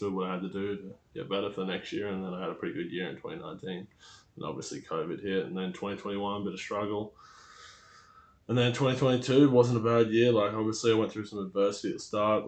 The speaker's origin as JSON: {"language": "English", "town": "Newcastle", "region": "New South Wales", "country": "Australia", "tie": "born or raised there", "said": "I'm from Newcastle, Australia"}